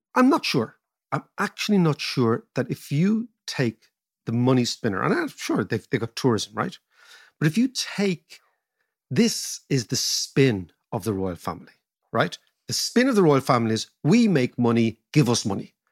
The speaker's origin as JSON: {"language": "English", "country": "Ireland", "said": "being Irish"}